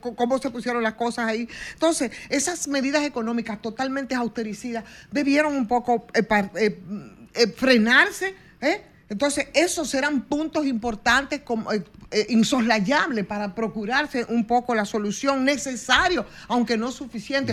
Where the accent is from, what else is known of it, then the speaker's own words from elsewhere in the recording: Dominican Republic; nosotros como dominicanos